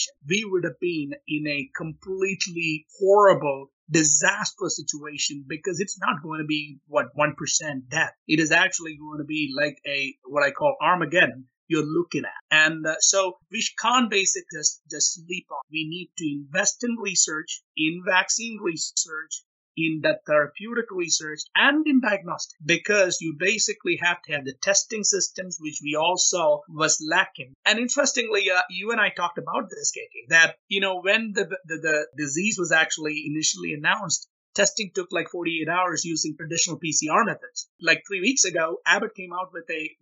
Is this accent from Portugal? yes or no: no; India; moved away as an adult; also born or lived in Rochester, Minnesota / Oklahoma; now in United States; I grew up in India